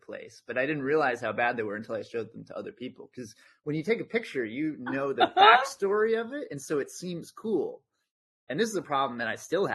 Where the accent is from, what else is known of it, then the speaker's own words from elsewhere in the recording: New Jersey, United States; moved away as an adult; now in Aarhus, Denmark; I grew up in New Jersey